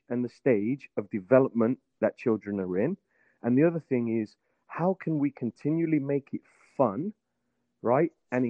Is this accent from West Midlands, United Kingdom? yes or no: yes; Birmingham, West Midlands, United Kingdom; moved away as an adult; now in Virginia, United States; I was born and raised in England. I started growing up in Birmingham.